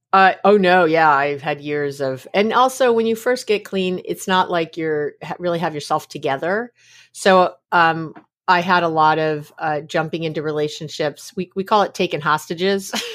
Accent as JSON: {"language": "English", "town": "New York City", "region": "New York", "country": "United States", "tie": "born or raised there", "also_born_or_lived": "San Francisco Bay Area, California", "moved": "yes", "lives_now": "East Bay, United States", "said": "I was born in New York City. Uh, I'm a New York City girl. I'm a New Yorker, but I live here in the Bay Area"}